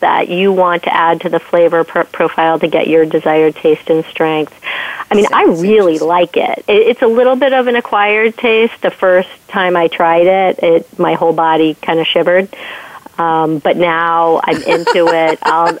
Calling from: Westborough, Massachusetts, United States; I am calling from Westboro, Massachusetts

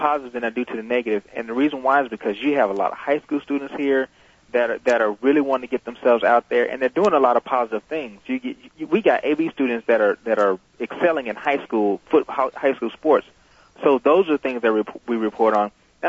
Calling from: Dallas, Texas, United States; I'm calling from Dallas.

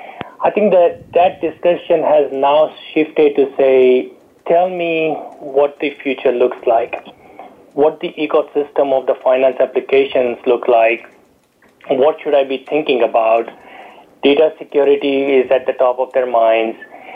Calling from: San Ramon, California, United States; calling from sunny San Ramon, California this morning

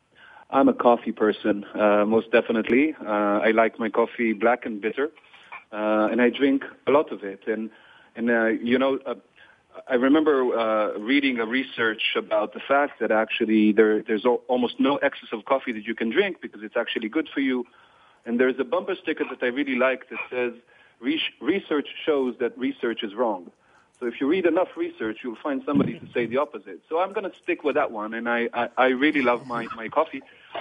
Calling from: Kfar Saba, Central District, Israel; So I'm currently at home in Kfar Saba, is a suburb of Tel Aviv.

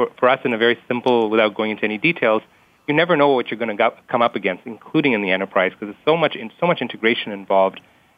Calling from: Dallas, Texas, United States; I'm calling from Dallas, Texas.

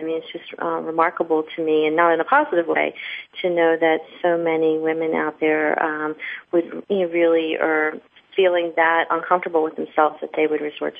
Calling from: Phoenix, Arizona, United States; Phoenix, Arizona.

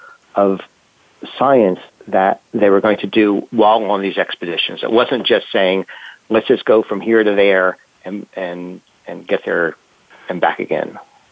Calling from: London, United Kingdom; Okay, well, I'm calling from London, England. And it's a beautiful sunny day.

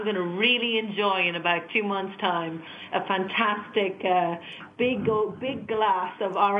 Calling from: London, United Kingdom; Well, I am in London, same as Jerry

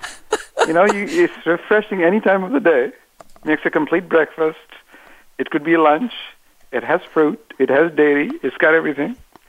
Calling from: Cupertino, California, United States; Well, I'm calling from the heart of Silicon Valley. This is Cupertino, California, about 45 minutes south of San Francisco

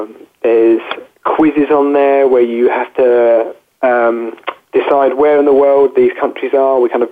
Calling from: Chelmsford, East of England, United Kingdom; I'm calling from Chelmsford in Essex, which is about half an hour away from London in the UK.

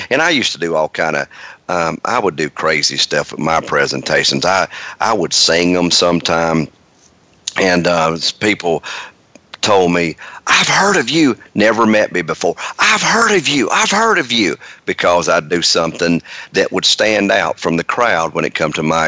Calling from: Marietta, Georgia, United States; I am in Marietta, Georgia.

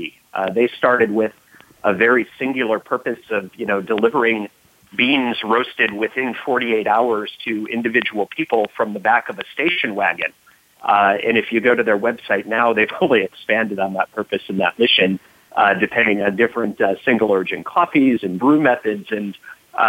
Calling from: Bethesda, Maryland, United States; calling in from Bethesda, Maryland, just outside of Washington, D.C.

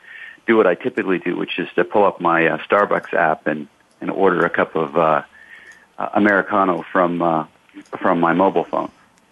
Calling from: Ashland, Oregon, United States; I'm coming from Ashland, Oregon, north of the California border.

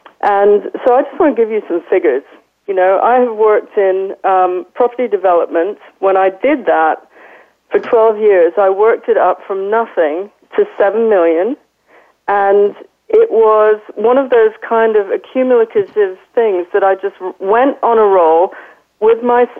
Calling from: London, United Kingdom; I'm calling from London today, London, UK.

